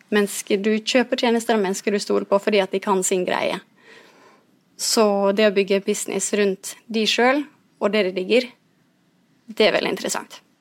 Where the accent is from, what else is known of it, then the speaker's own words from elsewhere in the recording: Ulsteinvik, Møre og Romsdal, Norway; Jeg kommer jo fra Ulsteinvik, som er fra øya